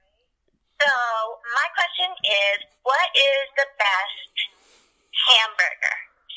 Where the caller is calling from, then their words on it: Pawtucket, Rhode Island, United States; I'm calling from Pawtucket, Rhode Island.